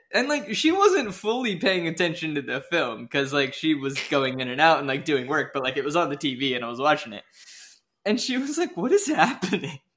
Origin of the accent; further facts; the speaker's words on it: Washington, United States; I grew up in Washington